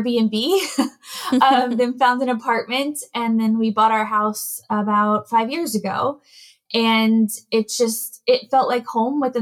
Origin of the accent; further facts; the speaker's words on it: Virginia, United States; moved away as an adult; now in Amsterdam, Netherlands; I'm originally from Virginia in the US, and I moved to Amsterdam in the Netherlands in 2014